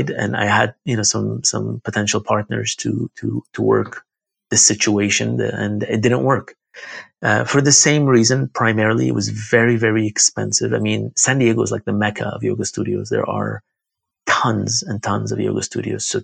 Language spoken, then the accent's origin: English; Baghdad, Baghdad Governorate, Iraq; born there; I was born in Baghdad, Iraq.